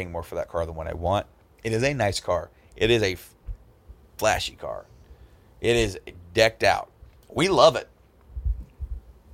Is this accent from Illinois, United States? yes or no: yes; Hoopeston, Illinois, United States; Hoopston, where I went to high school, and some of the old stopping grounds. Where I lived was a town 12 miles past